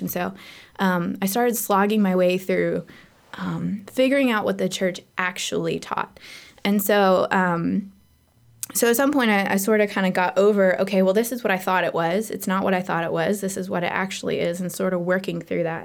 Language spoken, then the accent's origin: English; Seattle, Washington, United States; I was born in Seattle